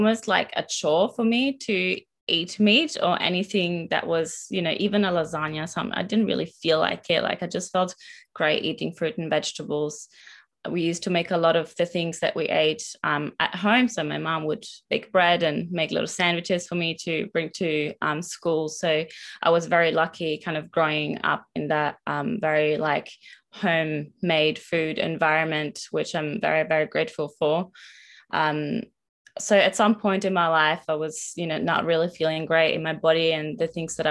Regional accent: northern Italy, Italy; moved away as an adult; now in Melbourne, Australia; I'm originally from Northern Italy and have moved to Melbourne in 2019 with my partner Winter.

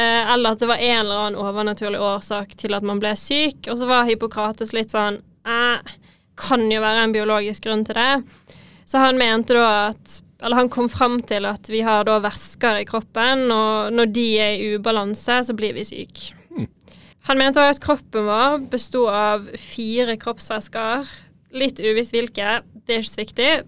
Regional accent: Bergen, Vestland, Norway; accent: Bergen city dialect; Nei, jeg er litt utenfor, men jeg har ganske bybergensdialekt, altså.

